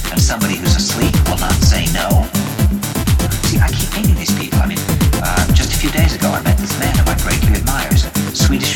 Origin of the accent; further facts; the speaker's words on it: New York, United States; "Where are you from?" And I said, "New York."